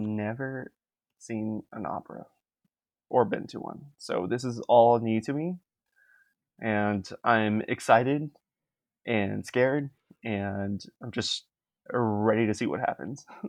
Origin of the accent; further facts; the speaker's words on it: Miami, Florida, United States; moved away as an adult; now in Canada; we are from the same city, from Miami, and, yeah, and I've been living in Canada for the last five years